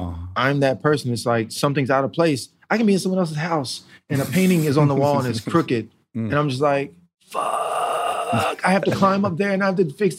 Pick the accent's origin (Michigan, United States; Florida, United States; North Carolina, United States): North Carolina, United States; also born or lived in Germany; So I was born in Germany, so I grew up over there for a while until I was like 6. And then we moved to North Carolina.